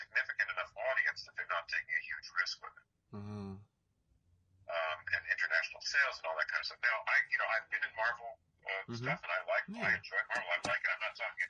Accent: New York City, New York, United States; when I was a kid, I grew up in New York City

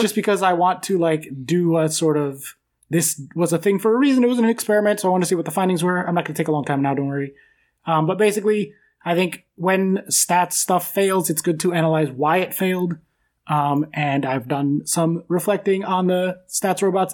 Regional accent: United States; I'm American

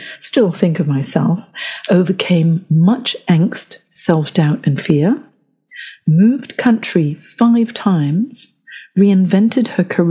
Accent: Johor Bahru, Johor, Malaysia; also born or lived in Hong Kong; So my father's work as a Malayan civil servant and academic meant that I grew up in Johor Bahru in Hong Kong

